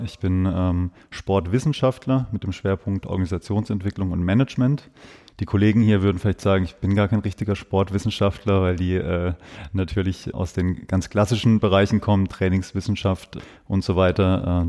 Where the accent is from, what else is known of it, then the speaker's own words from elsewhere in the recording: Breisach, Baden-Württemberg, Germany; also born or lived in Freiburg; ich bin zwar in Freiburg geboren, ich bin ein Freiburger Bobbele, wie man, wie man so schön sagt. Ich bin im St. Elisabethen Krankenhaus zur Welt gekommen, bin aber in Breisach, Breisach-Niederremsingen aufgewachsen